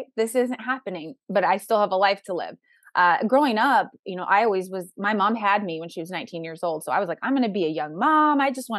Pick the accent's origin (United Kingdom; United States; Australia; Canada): United States; Midwest; I'm from the Midwest, so there's that angle of people get married younger in the Midwest.